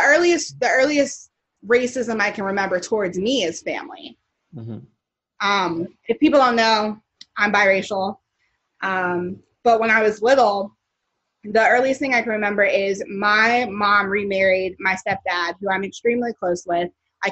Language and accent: English; the South, United States; now in Los Angeles, United States; I'm from the South, and I always joke with my roommate Nakia that I kind of miss Southern racism